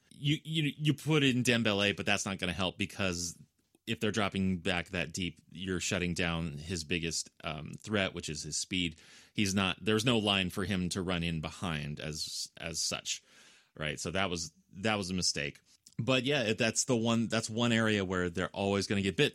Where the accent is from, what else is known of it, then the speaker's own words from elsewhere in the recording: United States; I'm an American